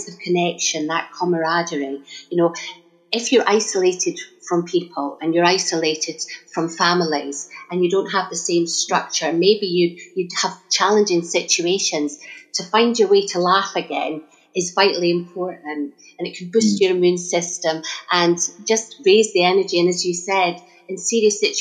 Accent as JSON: {"language": "English", "region": "Scotland", "country": "United Kingdom", "tie": "born or raised there", "accent": "Scottish", "moved": "yes", "lives_now": "Stanmore, United Kingdom", "said": "I was born and bred in Scotland, but I've been living in Stanmore, northwest London, for the last 25 years. But you don't lose the accent."}